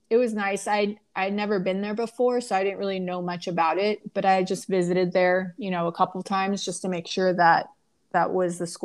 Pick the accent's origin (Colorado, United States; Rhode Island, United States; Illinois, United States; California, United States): California, United States; It had a lot of um, good memories from Orange, growing up in Orange County.